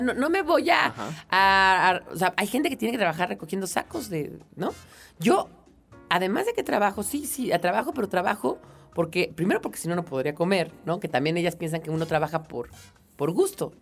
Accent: Mexico

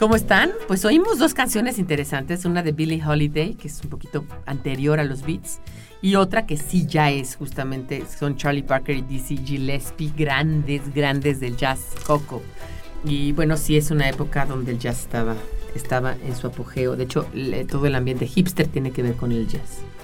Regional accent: Mexico City, Mexico; yo nací en la colonia, yo nací en la colonia Granada, en el Sanatorio Español que está ahí en el Ejército Nacional

